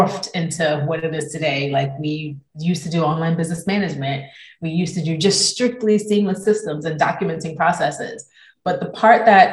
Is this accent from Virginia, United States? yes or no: no; New Jersey, United States; moved away as an adult; also born or lived in Copenhagen, Denmark; now in London, United Kingdom; I'm originally from New Jersey